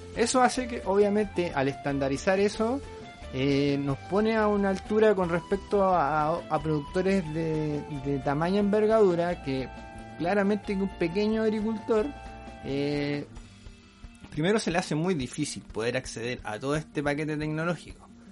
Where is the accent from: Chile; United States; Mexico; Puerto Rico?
Chile; nosotros somos chilenos